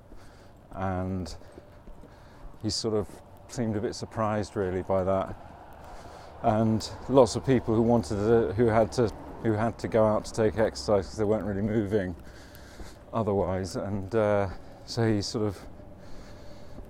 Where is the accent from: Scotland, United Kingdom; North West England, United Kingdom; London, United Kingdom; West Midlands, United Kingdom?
London, United Kingdom; also born or lived in Highbury, London; I come from South East London. So I grew up in Blackheath and Greenwich